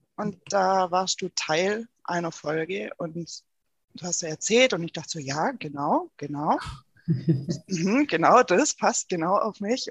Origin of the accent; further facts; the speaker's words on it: Rottweil, Baden-Württemberg, Germany; also born or lived in Konstanz; komme aus der Nähe vom Bodensee